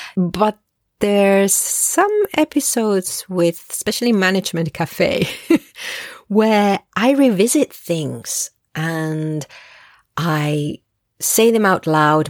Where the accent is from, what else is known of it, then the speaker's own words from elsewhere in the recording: Spain; I'm Spanish originally. I learned English at a very young age. So, I'm bilingual